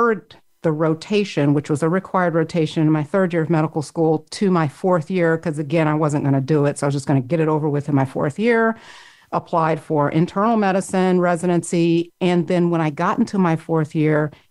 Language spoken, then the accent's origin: English; Florida, United States; I grew up in Florida, which isn't the deep South, even though it is deeply South geographically, but still it had more of a Southern mentality.